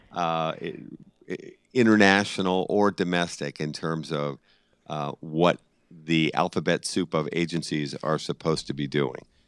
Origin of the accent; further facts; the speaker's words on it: Boston, Massachusetts, United States; I'm just a stubborn Irishman from Boston